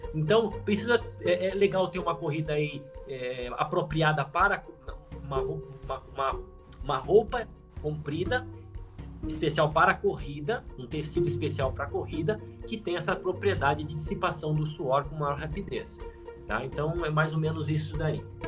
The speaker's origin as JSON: {"language": "Portuguese", "town": "Bagé", "region": "Rio Grande do Sul", "country": "Brazil", "tie": "born or raised there", "moved": "yes", "said": "Eu nasci lá em Bagé, uma cidade bem fria, lá do Rio Grande do Sul"}